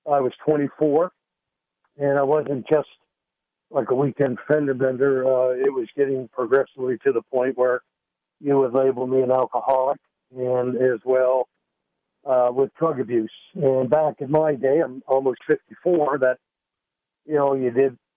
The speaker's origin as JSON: {"language": "English", "town": "Windsor", "region": "Nova Scotia", "country": "Canada", "tie": "born or raised there", "also_born_or_lived": "Dartmouth, Nova Scotia", "said": "And I came home to Windsor, which is my hometown. I was living in Dartmouth Nova Scotia"}